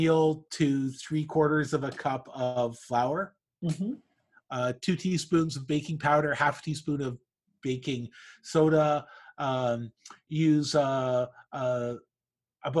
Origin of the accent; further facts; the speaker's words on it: Canada; I'm from Canada